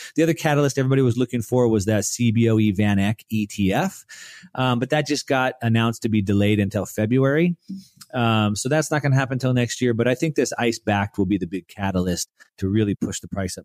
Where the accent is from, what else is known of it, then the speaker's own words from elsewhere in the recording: United States; we grew up in the United States